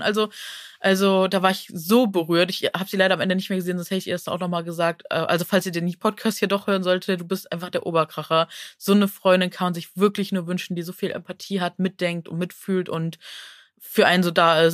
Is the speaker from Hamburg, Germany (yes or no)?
no; Neuss, North Rhine-Westphalia, Germany; moved away; aus meiner Heimat, also Neuss